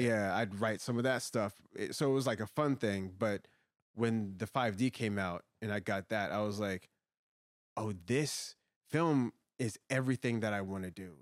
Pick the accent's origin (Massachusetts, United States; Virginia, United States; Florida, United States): Virginia, United States; Woodbridge; I grew up in Woodbridge, Virginia